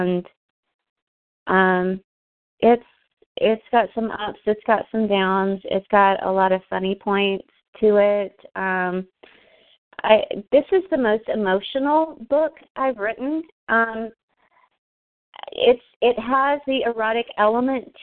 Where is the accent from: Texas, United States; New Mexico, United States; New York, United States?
Texas, United States; I'm a Southern girl. I'm from Texas. I'm sitting here in Dallas